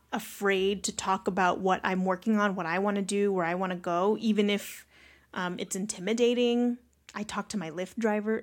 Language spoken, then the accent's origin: English; Carson, California, United States; also born or lived in Long Beach; I'm just from Long Beach